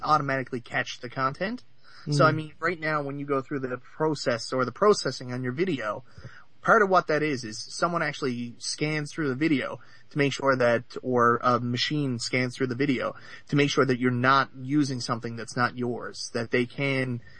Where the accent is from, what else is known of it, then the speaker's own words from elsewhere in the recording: Canada; I'm from Canada